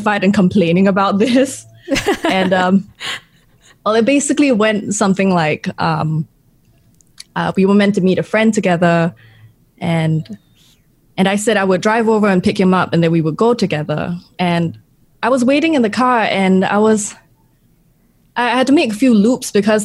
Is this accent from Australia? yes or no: no; Singapore; I'm from Singapore